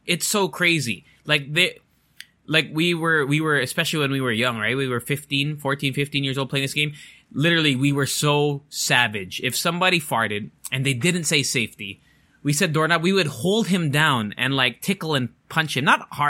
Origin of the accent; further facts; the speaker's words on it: Japan; even though I went to international school in growing up in Japan, it was like American system.